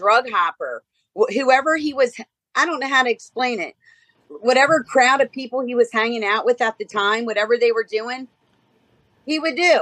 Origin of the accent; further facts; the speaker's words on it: Baltimore, Maryland, United States; I'm from Baltimore, Maryland.